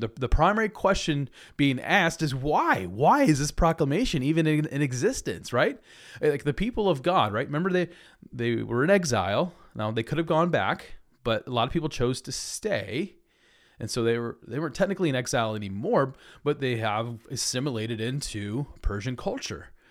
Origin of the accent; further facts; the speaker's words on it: United States; I love being American